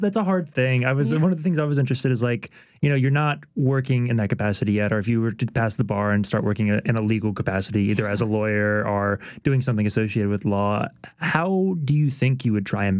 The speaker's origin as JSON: {"language": "English", "town": "Baton Rouge", "region": "Louisiana", "country": "United States", "tie": "born or raised there", "said": "my family's from New Orleans, but I grew up in Baton Rouge."}